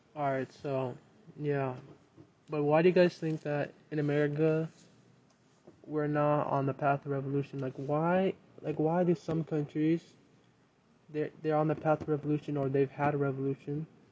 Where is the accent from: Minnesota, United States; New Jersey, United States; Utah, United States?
Minnesota, United States; Minneapolis; moved away; I'm actually from Minneapolis